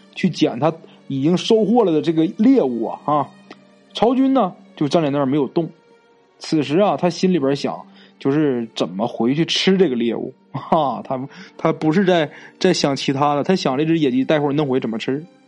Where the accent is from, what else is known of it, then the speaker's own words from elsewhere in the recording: Northeast China, China; accent: Northeastern; 咱们东北话啊，就是外婆的意思